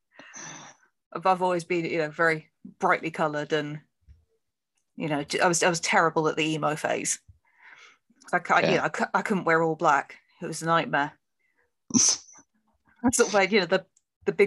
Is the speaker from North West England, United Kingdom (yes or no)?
no; Plymouth, South West England, United Kingdom; I grew up in Plymouth